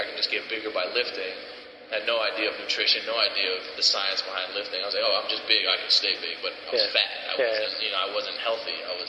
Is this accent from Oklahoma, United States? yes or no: no; South Florida, United States; Growing up in South Florida, it's about 90 degrees all year round